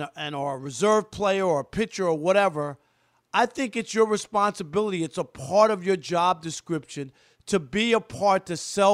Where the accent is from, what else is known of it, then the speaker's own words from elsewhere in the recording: New York, United States; as a kid growing up in New York